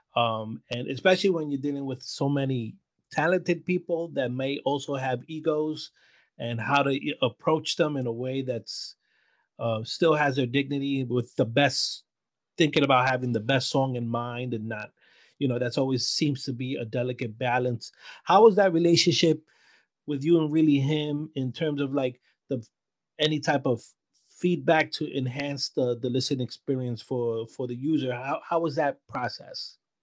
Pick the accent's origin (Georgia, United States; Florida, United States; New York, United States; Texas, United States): New York, United States; New York City; being a Latino in Brooklyn. But I feel growing up in Brooklyn